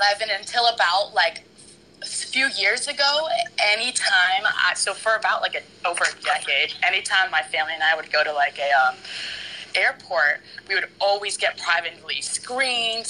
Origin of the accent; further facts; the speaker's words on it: Charlotte, North Carolina, United States; I grew up in Charlotte, North Carolina, and it's literally black and white